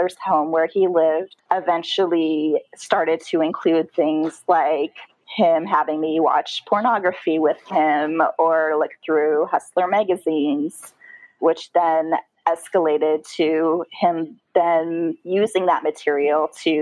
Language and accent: English; Tacoma, Washington, United States; So I grew up in Tacoma, Washington, which is just about an hour south of that big city, Seattle.